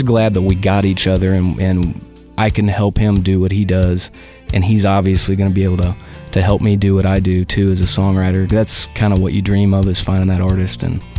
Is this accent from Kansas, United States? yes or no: yes; Northeast Kansas, United States; I grew up in Northeast Kansas in the middle of nowhere, and you know, bad stuff happens out there.